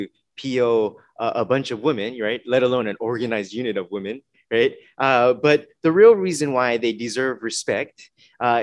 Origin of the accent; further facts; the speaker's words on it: Los Angeles, California, United States; moved away; also born or lived in Tacoma; growing up in Los Angeles area